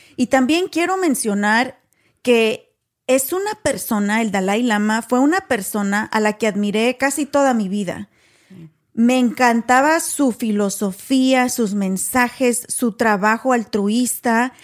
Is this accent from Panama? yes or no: no; Guanajuato, Mexico; also born or lived in Waco, Texas; now in Texas, United States; Somos mexicanas originarias de Guanajuato, pero vivimos en Texas